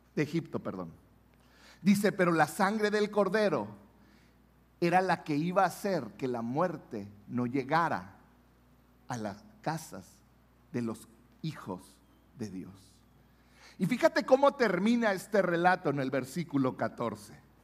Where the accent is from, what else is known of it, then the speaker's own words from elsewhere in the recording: Mexico; los mexicanos celebramos la Pascua